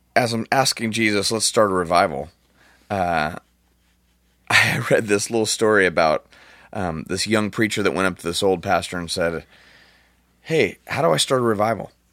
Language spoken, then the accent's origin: English; Orange County, California, United States; I'm from Orange County. We, we don't, uh, we just don't talk like that.